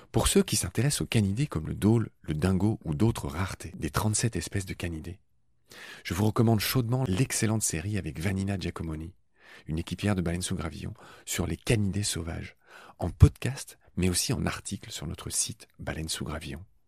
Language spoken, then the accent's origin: French; Dieulouard, Grand Est, France; dans le petit village du Loir où j'ai grandi, en Lorraine